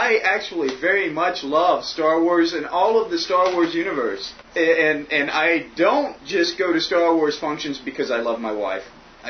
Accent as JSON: {"language": "English", "region": "Mississippi", "country": "United States", "said": "I'm from Mississippi."}